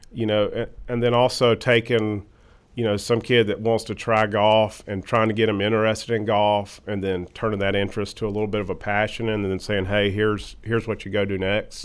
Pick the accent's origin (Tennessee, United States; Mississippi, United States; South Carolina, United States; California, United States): South Carolina, United States; Irmo; also born or lived in Chapin, South Carolina; I'm from Irma originally.